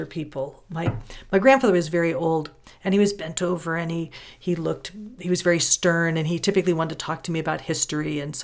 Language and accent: English; California, United States; I grew up in California